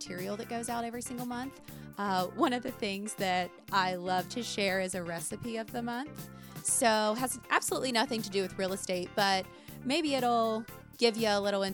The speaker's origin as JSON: {"language": "English", "town": "Lebanon", "region": "Ohio", "country": "United States", "tie": "born or raised there", "said": "Lebanon's my hometown"}